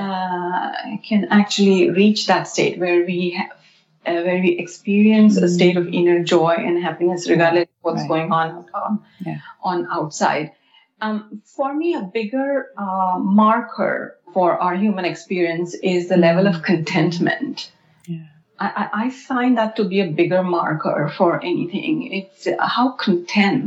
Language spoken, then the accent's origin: English; India; moved away; I grew up in India